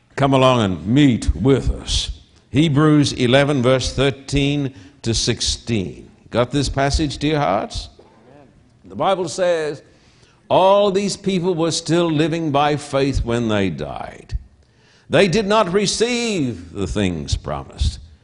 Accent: Australia; now in United States; I'm an Australian

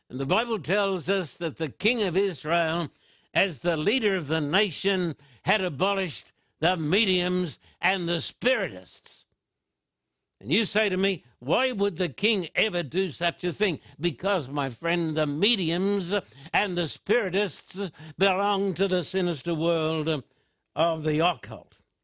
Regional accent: Australia; growing up in Australia

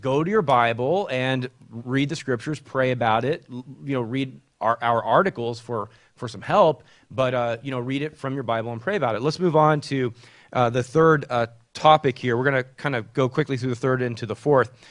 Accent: Texas, United States; now in Charlotte, United States; Texas, my home state

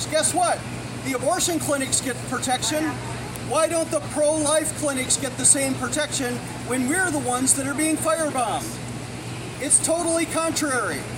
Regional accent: Buffalo, New York, United States; I am a native New Yorker. I am from Buffalo, New York

